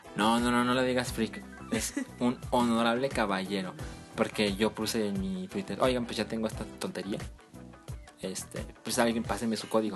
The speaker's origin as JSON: {"language": "Spanish", "town": "Guadalajara", "region": "Jalisco", "country": "Mexico", "moved": "yes", "said": "los dos somos de Guadalajara"}